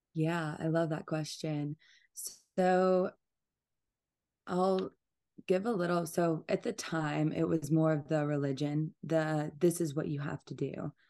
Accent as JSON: {"language": "English", "region": "Georgia", "country": "United States", "tie": "born or raised there", "also_born_or_lived": "Atlanta, Georgia", "said": "I'm from, like, a very small town, and I grew up on a farm in Georgia"}